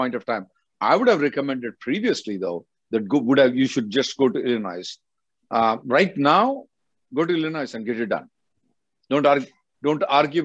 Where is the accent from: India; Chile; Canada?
India; now in United States; I'm from India